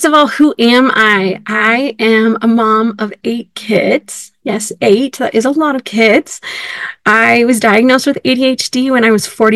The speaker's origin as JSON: {"language": "English", "region": "California", "country": "United States", "tie": "born or raised there", "also_born_or_lived": "Illinois", "moved": "yes", "lives_now": "Utah, United States", "said": "I grew up in California"}